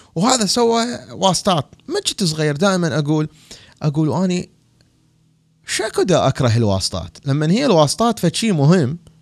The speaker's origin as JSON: {"language": "Arabic", "country": "Iraq", "moved": "yes", "lives_now": "Washington, D.C., United States", "said": "بلدي العراق"}